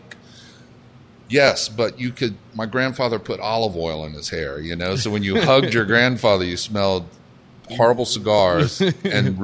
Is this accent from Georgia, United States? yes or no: yes; Savannah, Georgia, United States; moved away; I grew up down in Savannah, Georgia, with a mother who'd been raised in New Orleans and a father who was Lebanese.